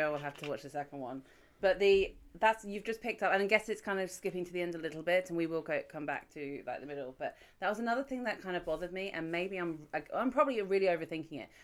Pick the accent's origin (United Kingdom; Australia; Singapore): United Kingdom; I'm British. I've never been to an American high school